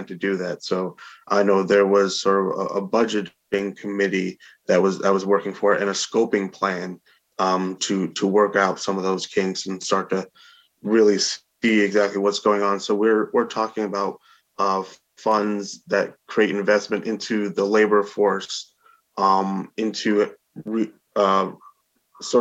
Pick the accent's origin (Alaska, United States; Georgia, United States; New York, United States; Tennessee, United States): New York, United States; Albany; I've lived in Albany and was born and raised in Albany for my entire life.